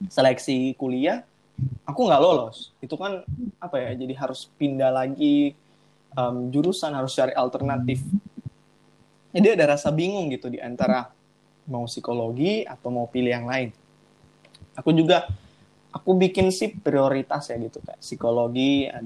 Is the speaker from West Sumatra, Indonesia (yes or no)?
no; Manado, North Sulawesi, Indonesia; kan aku dari anak daerah nih aku ah, dari Manado aku dari Manado jadi